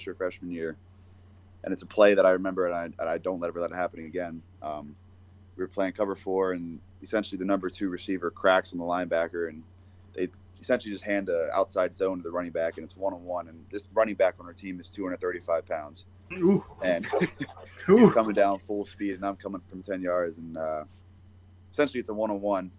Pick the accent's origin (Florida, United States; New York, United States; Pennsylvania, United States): Pennsylvania, United States; moved away; also born or lived in New Hampshire; I'm from Pennsylvania